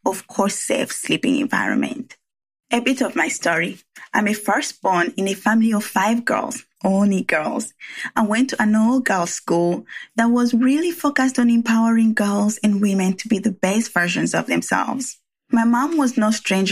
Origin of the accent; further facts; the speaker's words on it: Rwanda; English is a second language; now in San Francisco Bay Area, United States; where my accent comes from. Well, I was born and raised in Rwanda